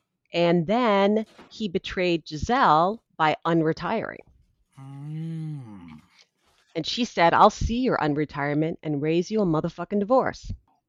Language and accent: English; New York, United States; moved away as an adult; also born or lived in Boston area; I am a New Yorker, but I came here to go to college.